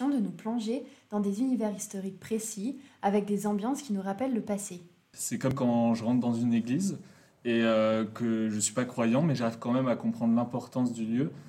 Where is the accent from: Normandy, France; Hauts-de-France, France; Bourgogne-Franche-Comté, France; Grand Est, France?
Bourgogne-Franche-Comté, France; Quand je pense au patrimoine, ça me fait penser à chez moi en Côte d'Or et du coup au patrimoine viticole